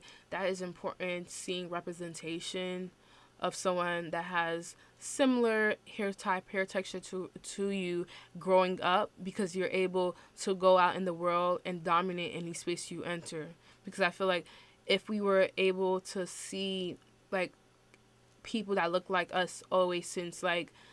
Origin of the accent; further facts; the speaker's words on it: New York City, New York, United States; I'm from Brooklyn and, like, New York